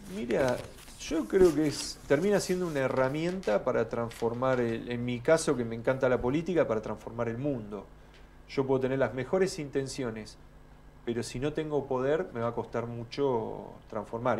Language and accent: Spanish; Tornquist, Buenos Aires Province, Argentina; Volví a mi pueblo a aplicar lo que había estudiado